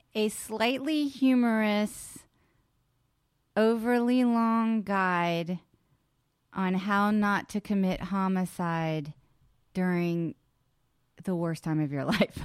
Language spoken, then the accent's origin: English; West Virginia, United States; I was born in West Virginia